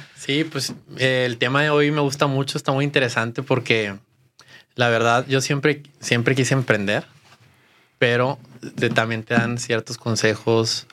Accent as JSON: {"language": "Spanish", "town": "Saltillo", "region": "Coahuila", "country": "Mexico", "moved": "yes", "said": "yo soy foráneo, entonces soy de Saltillo"}